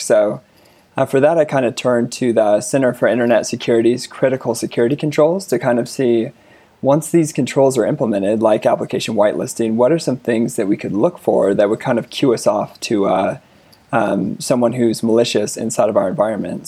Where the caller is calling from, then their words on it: Denver, Colorado, United States; I'm calling from Denver, Colorado